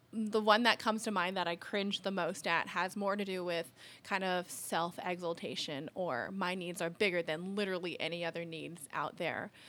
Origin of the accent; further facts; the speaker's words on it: Alaska, United States; so I grew up in Alaska